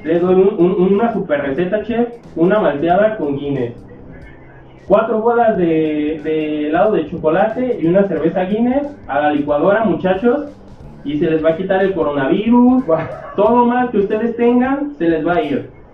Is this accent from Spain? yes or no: no; Mexico; como mexicano